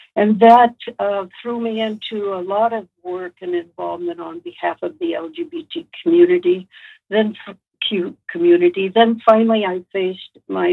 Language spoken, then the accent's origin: English; Los Angeles, California, United States; I grew up in East Los Angeles